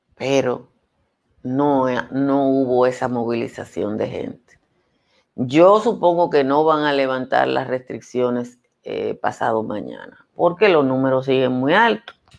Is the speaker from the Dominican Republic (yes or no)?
yes; Dominican Republic